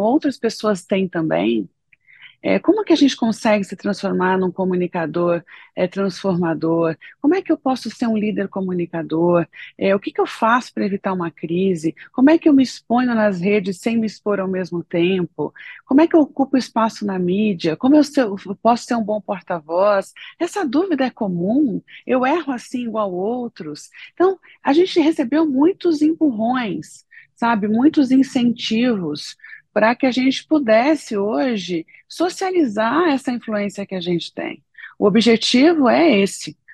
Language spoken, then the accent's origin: Portuguese; São Paulo, Brazil; moved away as an adult; now in Brasília, Brazil; sou paulistana